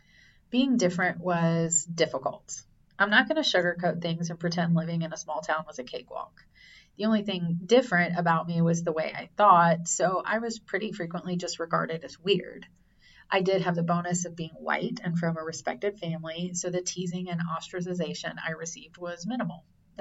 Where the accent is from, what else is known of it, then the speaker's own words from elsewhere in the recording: rural South Carolina, United States; moved away; my town was so small, we didn't have our own high school. We shared it with the next tiny town over. On a two-lane highway that threaded through rural South Carolina with small towns dotting along it like the 10-cup pearl necklace, my high school sat between our little villages